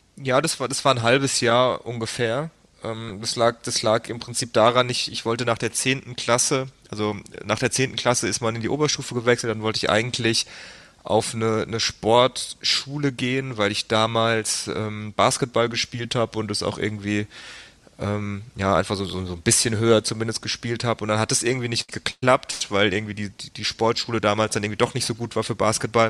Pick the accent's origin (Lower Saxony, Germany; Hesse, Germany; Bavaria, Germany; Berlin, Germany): Hesse, Germany; between Frankfurt and Darmstadt; also born or lived in United States; bin dann aufgewachsen, so ziemlich genau die Mitte zwischen Frankfurt und Darmstadt, also das ist so 20, 25 Minuten südlich von, von Frankfurt am Main